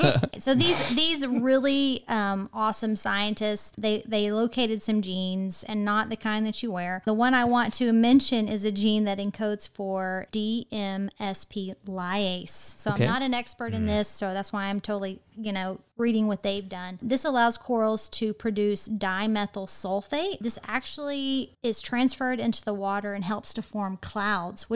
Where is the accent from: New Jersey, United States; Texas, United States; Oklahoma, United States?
Texas, United States; I'm from Texas